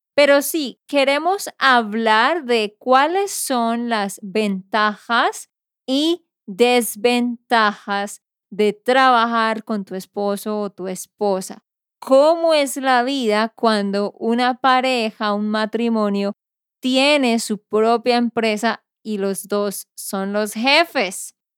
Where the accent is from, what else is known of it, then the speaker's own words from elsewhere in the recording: Santander, Colombia; de Santander, Colombia.